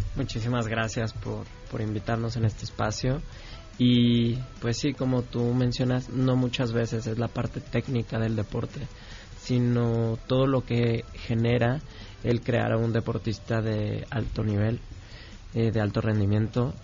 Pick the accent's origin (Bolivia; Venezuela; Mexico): Mexico; nosotros como mexicanos